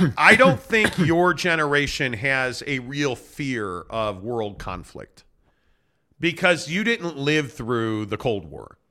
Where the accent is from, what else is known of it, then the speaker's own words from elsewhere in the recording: United States; as an American